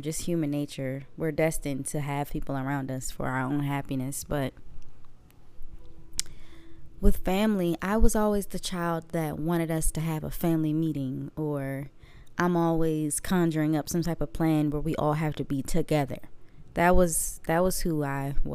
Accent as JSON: {"language": "English", "town": "Waldorf", "region": "Maryland", "country": "United States", "tie": "born or raised there", "moved": "as an adult", "lives_now": "Mississippi, United States", "said": "I am from Maryland. Waldorf, Maryland, to be exact. But I am from the DMV."}